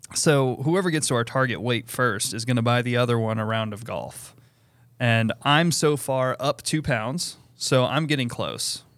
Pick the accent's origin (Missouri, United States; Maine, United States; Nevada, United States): Maine, United States; moved away; where I grew up in Maine